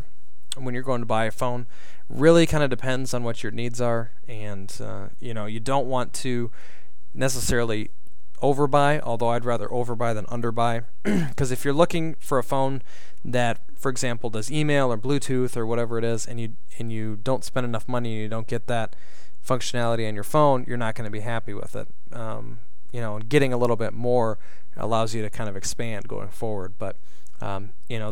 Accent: Minnesota, United States; moved away; my home state of Minnesota.

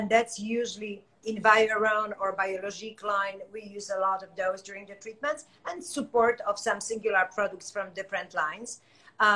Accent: Poland; moved away as an adult; now in United States; 2 years, I was an esthetician in Poland

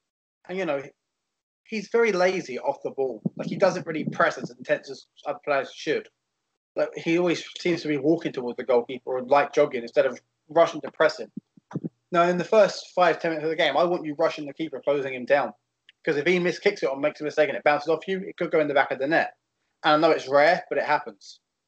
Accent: England, United Kingdom; I'm English

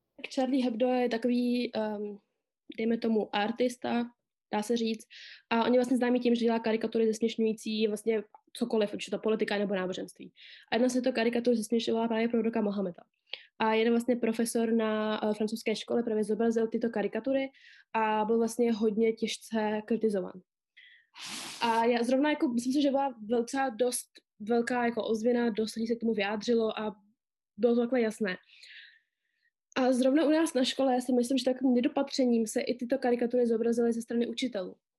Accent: Czechia; Narodila jsem se tady v České republice

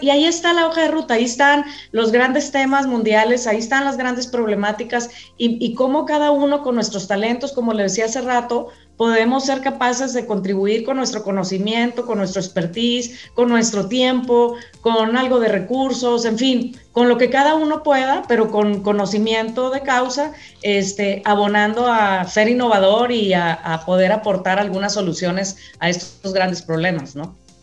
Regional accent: Mexico; Los mexicanos somos gente muy trabajadora

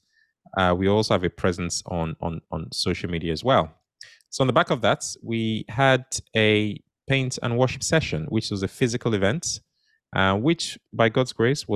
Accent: United Kingdom; being conservative British people

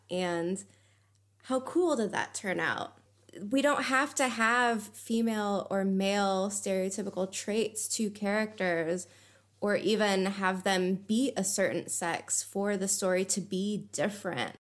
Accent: United States; now in Germany; from living in Germany, being an American

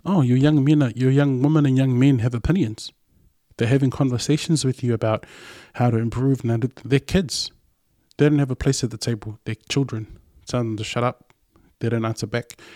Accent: New Zealand; first language Samoan; English is a second language; I'm this kid who's born and raised in New Zealand

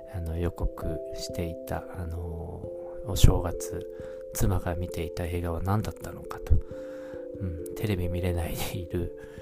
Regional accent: the northern part of Japan, northern Japan, Japan; now in Tokyo, Japan; 僕あの生まれは北国の方なんですけども

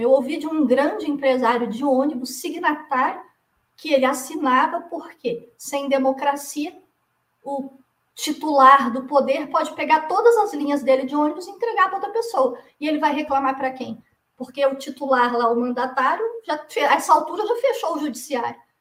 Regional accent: Brazil; como brasileira

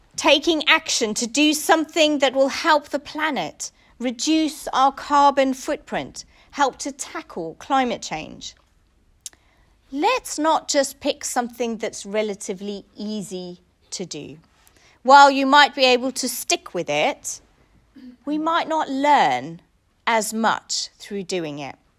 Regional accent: South Africa; moved away; I grew up in South Africa.

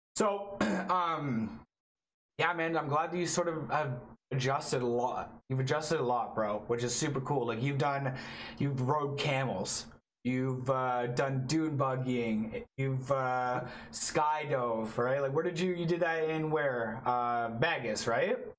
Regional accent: Toronto, Ontario, Canada; I'm from Toronto, Canada

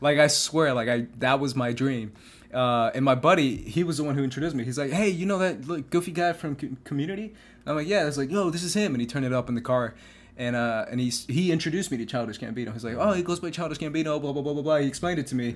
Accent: Phoenix, Arizona, United States; moved away; we grew up in Phoenix together through, through high school

